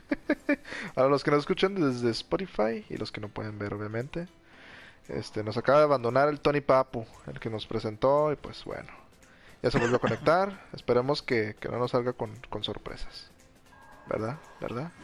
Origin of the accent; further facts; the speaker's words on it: Mexico; cómo somos los mexicanos